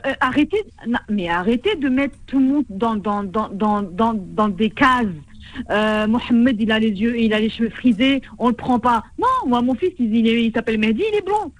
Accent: France; accent: Tlemcen; also born or lived in Tlemcen, Algeria; je suis née en France, j'ai grandi en France

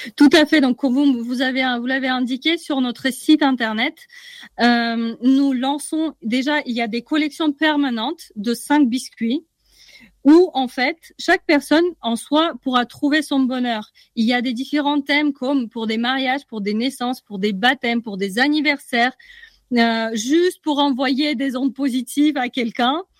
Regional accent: Russia; moved away; je viens de Russie. Donc, je suis rentrée chez moi

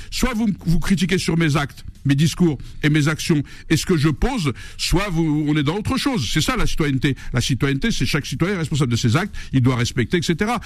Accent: Algeria; now in France; J'aime mon pays, je défends l'intégrité d'Algérie, je défends ma culture amazir

